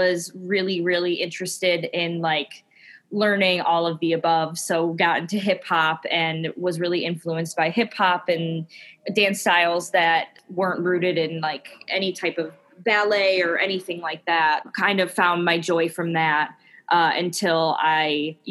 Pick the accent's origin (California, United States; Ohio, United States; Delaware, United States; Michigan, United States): Michigan, United States; Bloomfield Hills; I grew up in the Metro Detroit area in a town called Bloomfield Hills